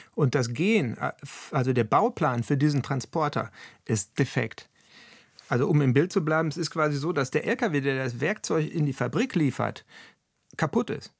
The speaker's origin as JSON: {"language": "German", "area": "Ruhr area", "region": "North Rhine-Westphalia", "country": "Germany", "said": "bei uns im Ruhrgebiet"}